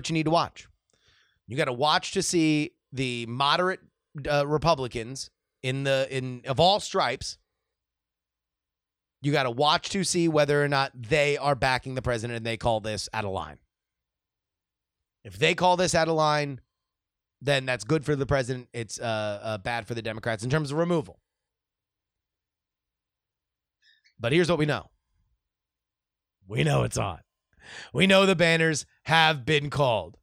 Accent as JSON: {"language": "English", "region": "South Florida", "country": "United States", "said": "I'm from South Florida"}